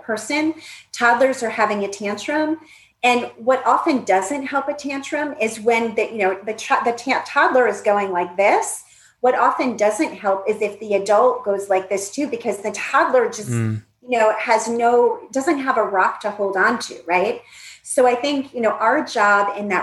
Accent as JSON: {"language": "English", "region": "Northeast", "country": "United States", "tie": "born or raised there", "said": "I grew up in the Northeast."}